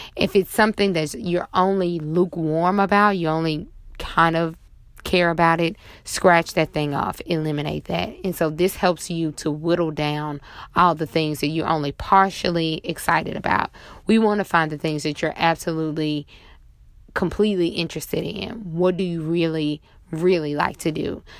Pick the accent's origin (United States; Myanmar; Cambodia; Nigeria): United States; Monroe, Louisiana; now in New Orleans, United States; my hometown of Monroe, Louisiana